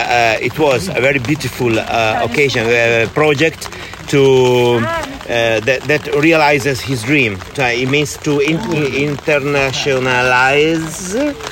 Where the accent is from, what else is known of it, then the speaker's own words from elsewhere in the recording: Rome, Lazio, Italy; English is a second language; I come from Rome